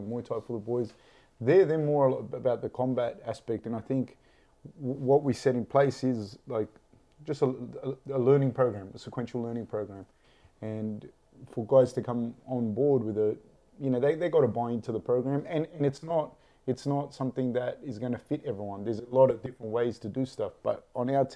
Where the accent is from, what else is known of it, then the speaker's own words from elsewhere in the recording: Sydney, New South Wales, Australia; I'm from Sydney